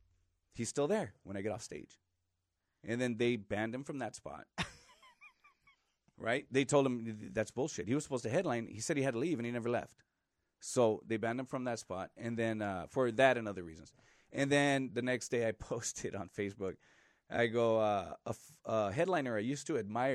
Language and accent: English; Los Angeles, California, United States; East L.A.